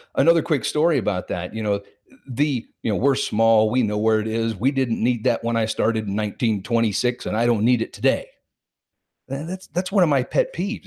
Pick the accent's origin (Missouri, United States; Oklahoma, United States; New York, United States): Missouri, United States; Kansas City; I was born and raised in Kansas City, Missouri